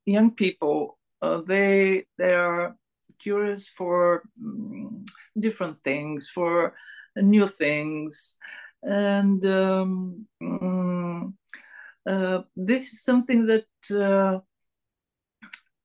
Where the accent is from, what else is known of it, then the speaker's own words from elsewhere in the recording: Sofia, Sofia City, Bulgaria; English is a second language; I was born here in Sofia, and the capital one, the capital of Bulgaria